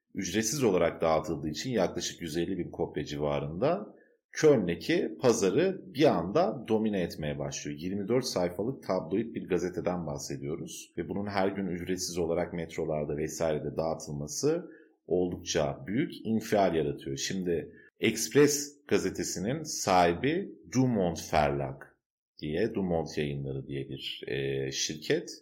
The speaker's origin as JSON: {"language": "Turkish", "country": "Turkey", "tie": "born or raised there", "moved": "yes", "lives_now": "Germany", "said": "benim ilk gençliğimde ve çocukluğumda Türkiye'de"}